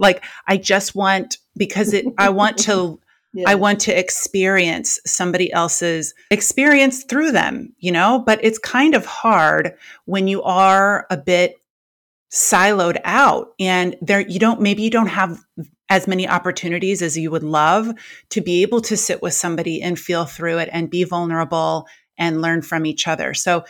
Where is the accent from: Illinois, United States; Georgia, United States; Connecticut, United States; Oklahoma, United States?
Illinois, United States; Chicago; now in Orange County, United States; When I moved to Orange County, somebody asked me how I liked it. And I came from Chicago.